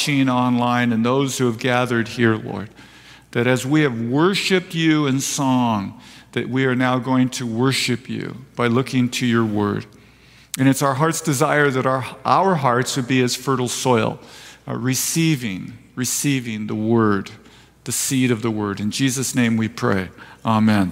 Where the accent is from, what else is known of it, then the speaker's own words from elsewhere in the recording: Escondido, California, United States; also born or lived in Vista, California; now in Fallbrook, United States; I was born in Escondido